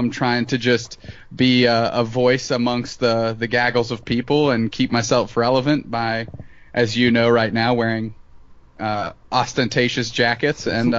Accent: Montreal, Quebec, Canada; now in Northern Kentucky, United States; Montreal, from Montreal, Quebec, Canada, relocated to Northern Kentucky.

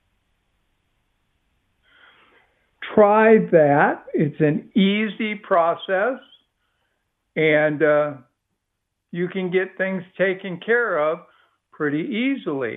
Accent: Midwest, United States; now in Texas, United States; I was raised in the Midwest as a kid

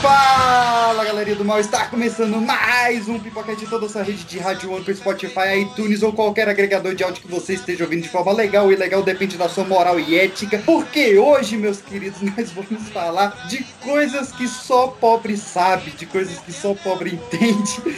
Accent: Brazil; Porque eu, onde eu nasci, lá no, no, no, Recanto, que é onde o Caio morou, mora até hoje também

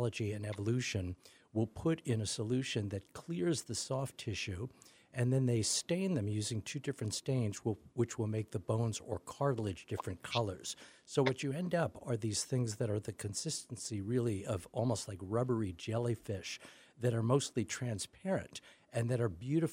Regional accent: New York, United States; moved away; I grew up in New York, used to love going to the Natural History Museum

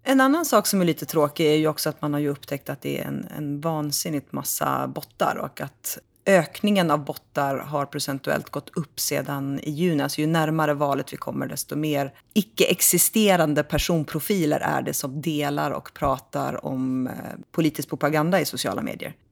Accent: Sweden; vi svenskar

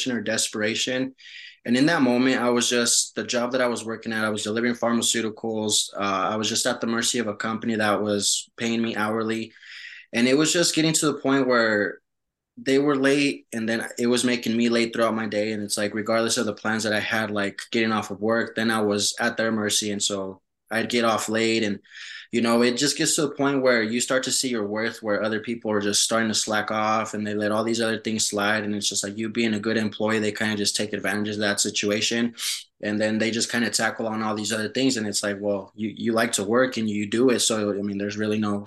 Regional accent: Denver, Colorado, United States; first language Spanish; English is a second language; moved away as an adult; also born or lived in Mexico; now in New Mexico, United States; I was pretty much brought into the U.S. as a 5-month-old baby. So, we moved to Colorado. That's where I was raised

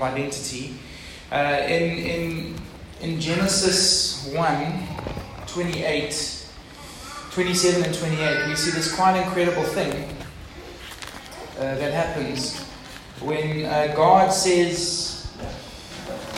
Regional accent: Durban, KwaZulu-Natal, South Africa; moved away; also born or lived in Port Elizabeth; I was from Durban. And now from PE

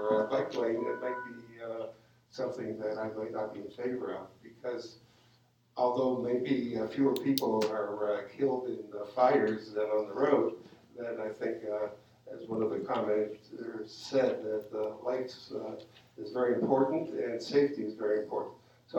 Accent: Granada Hills, California, United States; from Granada Hills, North Council, and I'm a physician.

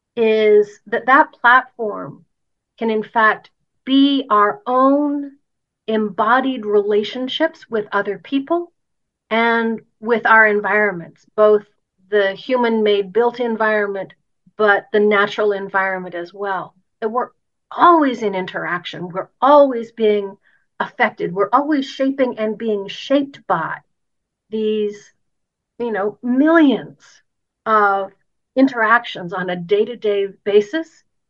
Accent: Canada; I'm Canadian and I, I live in Canada

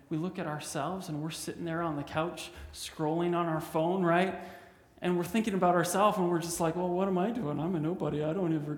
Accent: Canada; I'm a Canadian

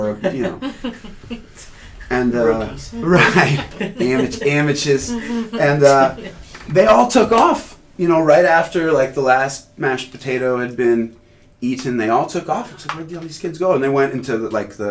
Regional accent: Carlsbad, California, United States; also born or lived in Anchorage, Alaska; my folks moved to Carlsbad when I was, I don't know, 6, 91. And I grew up in Carlsbad pretty much ever since

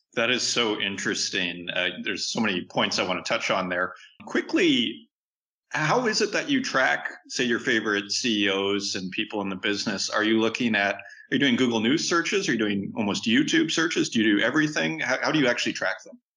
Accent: Saskatchewan, Canada; I'm from Saskatchewan

